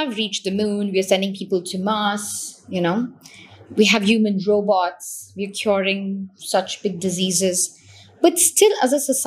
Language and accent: English; India; I come from India